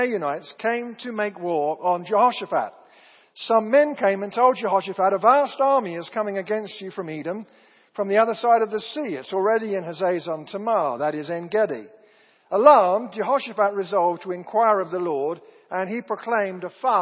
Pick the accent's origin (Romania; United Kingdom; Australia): United Kingdom; moved away as an adult; also born or lived in Southern Oregon; I'm from Britain